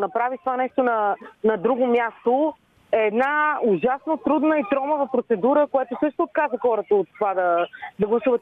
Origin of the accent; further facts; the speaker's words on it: Vidin, Vidin Province, Bulgaria; accent: north-western dialect; написах две-три истории за Леди Гергана на северо-западен диалект, защото аз съм от Видин.